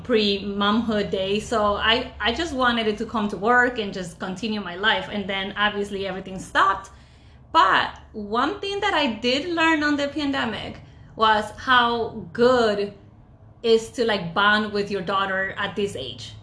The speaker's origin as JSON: {"language": "English", "country": "Ecuador", "tie": "born or raised there", "moved": "yes", "said": "born and raised in Ecuador"}